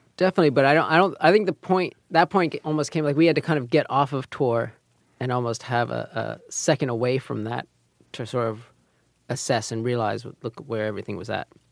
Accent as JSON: {"language": "English", "region": "New York", "country": "United States", "tie": "born or raised there", "said": "we grew up here in Manhattan"}